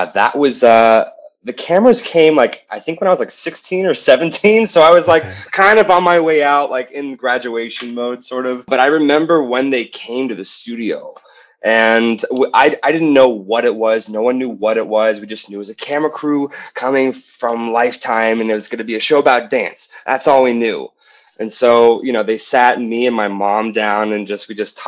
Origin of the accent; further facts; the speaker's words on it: Penn Hills, Pennsylvania, United States; also born or lived in Ohio; I grew up in Penn Hills, which is like a smaller town, like 20 minutes from Pittsburgh